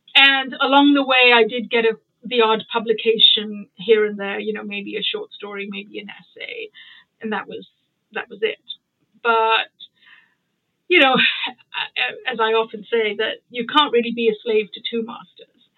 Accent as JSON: {"language": "English", "town": "Mumbai", "region": "Maharashtra", "country": "India", "tie": "born or raised there", "also_born_or_lived": "United Kingdom / United States", "moved": "yes", "said": "I grew up in Bombay, uh, and I went to boarding school in Bombay."}